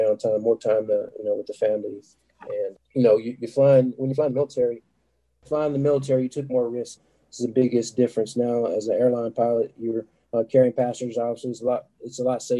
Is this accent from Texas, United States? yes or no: yes; Dallas, Texas, United States; being from Texas, I'm from Dallas originally